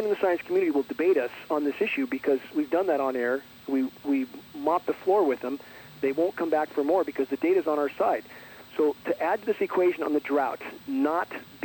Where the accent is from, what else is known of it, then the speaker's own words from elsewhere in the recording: Southern California, United States; I grew up in Southern California